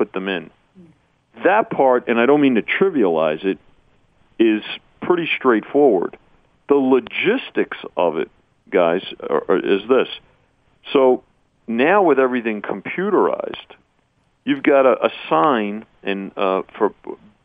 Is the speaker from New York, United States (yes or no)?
yes; New York, United States; now in Las Vegas, United States; I grew up in New York